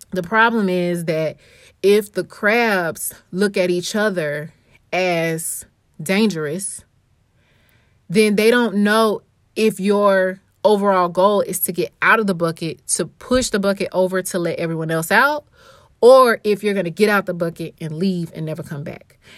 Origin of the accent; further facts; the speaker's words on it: Atlanta, Georgia, United States; now in St. Louis, United States; growing up in Atlanta, we had many leaders.